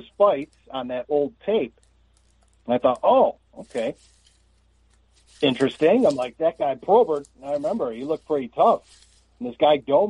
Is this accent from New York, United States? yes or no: yes; Buffalo, New York, United States; also born or lived in Philadelphia / Atlanta; Buffalo born and bred, with a couple of stops in Philadelphia and Atlanta over the years, but Buffalo guy